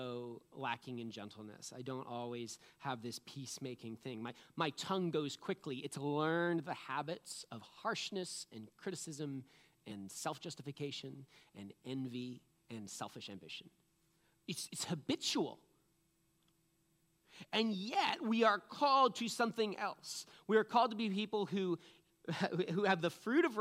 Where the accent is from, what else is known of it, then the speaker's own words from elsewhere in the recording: New England, United States; I'm from New England